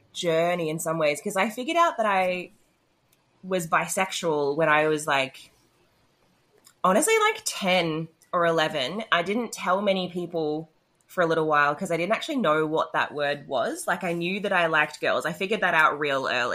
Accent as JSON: {"language": "English", "town": "Melbourne", "region": "Victoria", "country": "Australia", "tie": "born or raised there", "said": "I am born and raised in Naam"}